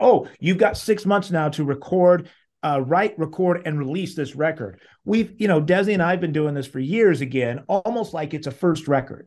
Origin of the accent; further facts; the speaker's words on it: Salt Lake City, Utah, United States; I grew up in Salt Lake City, Utah, where I still am now